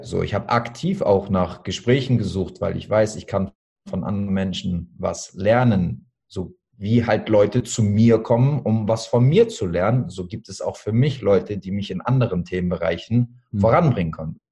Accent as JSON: {"language": "German", "region": "Hamburg", "country": "Germany", "said": "Ich bin jetzt 33 Jahre alt, ich komme aus Hamburg, ich bin Fitness- und Personal Trainer"}